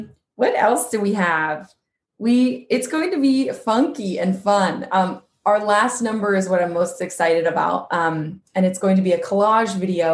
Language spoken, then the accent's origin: English; Quincy, California, United States; moved away; So together with my hometown of Quincy, California